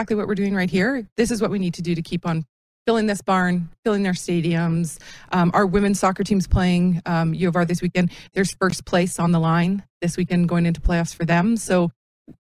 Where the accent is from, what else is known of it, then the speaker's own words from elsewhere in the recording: Regina, Saskatchewan, Canada; moved away as an adult; also born or lived in Ottawa; now in Saskatoon, Canada; I grew up in Regina